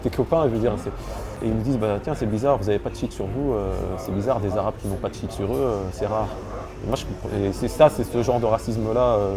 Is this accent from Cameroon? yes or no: no; Lebanon; Donc, le Liban, en tant que Libanais, c'était plus facile pour moi.